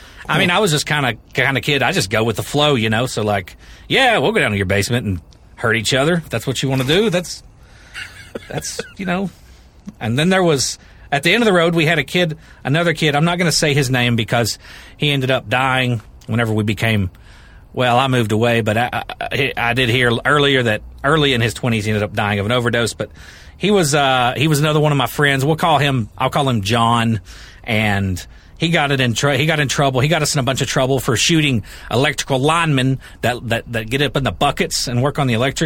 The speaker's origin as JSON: {"language": "English", "region": "the South", "country": "United States", "accent": "Kentucky accent", "said": "I'm from the South"}